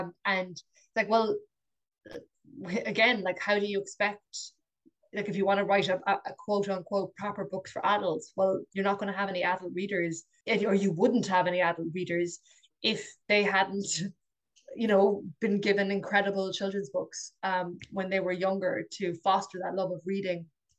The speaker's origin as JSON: {"language": "English", "country": "Ireland", "said": "I think we're so Irish"}